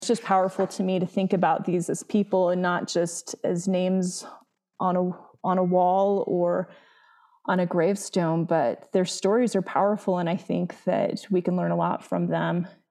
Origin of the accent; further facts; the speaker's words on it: Utah, United States; my home state